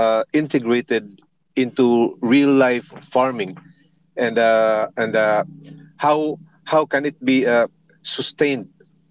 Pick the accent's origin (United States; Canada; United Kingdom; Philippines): Philippines; I'm from the Philippines